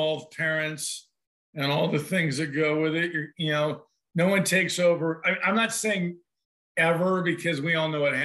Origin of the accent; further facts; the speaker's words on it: California, United States; moved away as an adult; now in Gold Beach, United States; I'm from California